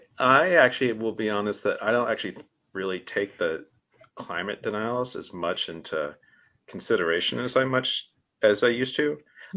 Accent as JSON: {"language": "English", "town": "Garland", "region": "Texas", "country": "United States", "tie": "born or raised there", "also_born_or_lived": "Houston, Texas", "moved": "as an adult", "lives_now": "Berkeley, United States", "said": "I'm from Garland, Texas, which is the suburbs of Dallas."}